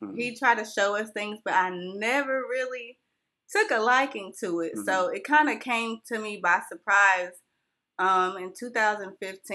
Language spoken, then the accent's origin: English; California, United States; also born or lived in Whitmire, South Carolina; now in Union, United States; I was born and raised in California